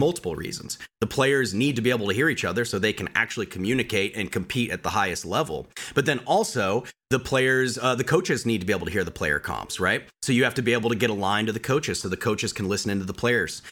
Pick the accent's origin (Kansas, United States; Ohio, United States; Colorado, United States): Colorado, United States; moved away as an adult; also born or lived in Orange County, California; I'm from Colorado originally, uh, born and raised, mountain boy.